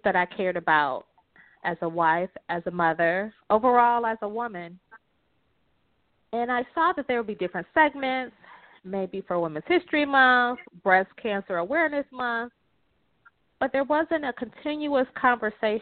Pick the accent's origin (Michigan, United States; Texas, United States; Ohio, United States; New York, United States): Michigan, United States; Detroit; I was born and raised in Detroit